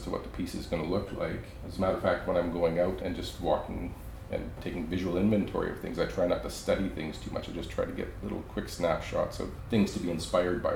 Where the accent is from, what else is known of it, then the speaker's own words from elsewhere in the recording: Belle River, Ontario, Canada; moved away as an adult; also born or lived in Vancouver, British Columbia; now in Smithers, Canada; I'm originally from Bell River, Ontario, just outside of Windsor